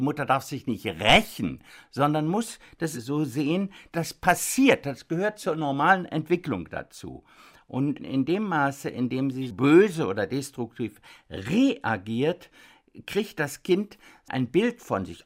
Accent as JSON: {"language": "German", "country": "Germany", "said": "bei uns in Deutschland"}